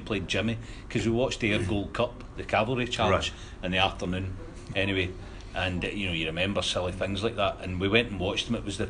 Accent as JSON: {"language": "English", "region": "Scotland", "country": "United Kingdom", "said": "being Scottish and quite young"}